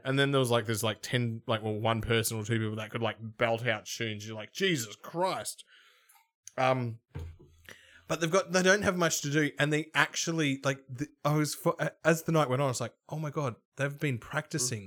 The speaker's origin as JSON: {"language": "English", "town": "Melbourne", "region": "Victoria", "country": "Australia", "said": "I'm from Melbourne"}